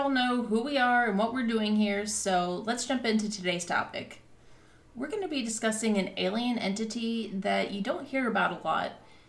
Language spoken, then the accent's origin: English; Illinois, United States; now in Louisville, United States; I'm from Illinois originally